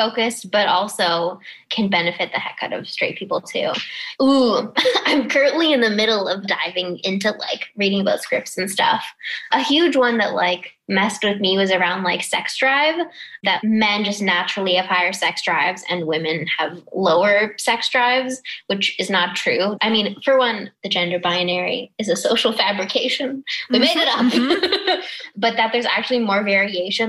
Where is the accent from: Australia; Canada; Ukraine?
Canada; Toronto, Ontario; I grew up in Toronto